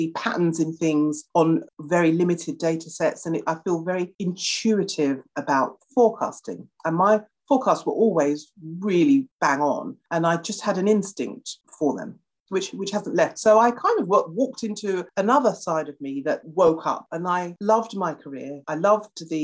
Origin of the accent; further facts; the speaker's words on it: United Kingdom; being a Brit